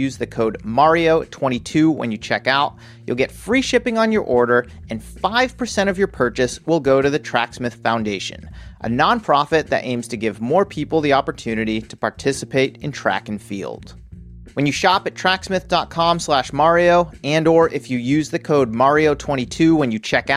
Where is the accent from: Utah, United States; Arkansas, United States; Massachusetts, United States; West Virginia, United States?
Massachusetts, United States; Worcester; now in California, United States; I grew up in Worcester, Massachusetts. Now I live in California.